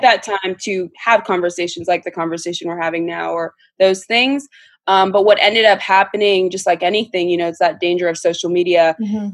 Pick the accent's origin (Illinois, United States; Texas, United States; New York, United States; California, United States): California, United States; Orange County; we're from Orange County. We grew up in a predominantly white environment